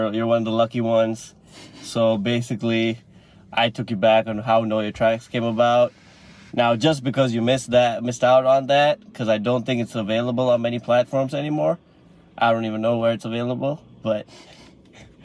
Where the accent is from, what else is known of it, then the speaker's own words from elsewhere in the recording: Malaysia; moved away as an adult; now in Canada; I'm Malaysian, like I'm an international student